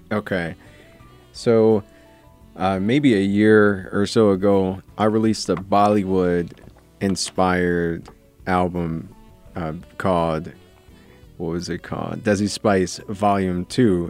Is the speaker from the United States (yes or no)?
yes; Pontiac, Michigan, United States; I grew up in an industrial town called Pontiac.